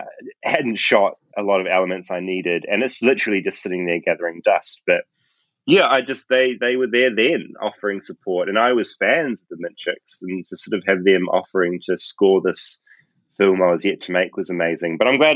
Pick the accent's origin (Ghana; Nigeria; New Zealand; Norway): New Zealand; Tauranga, Bay of Plenty; I grew up in Bethlehem.